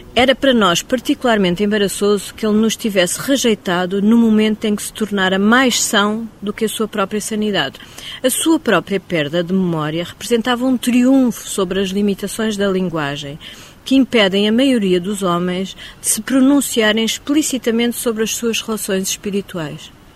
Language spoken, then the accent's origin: Portuguese; Mozambique; moved away; eu, como cresci em Moçambique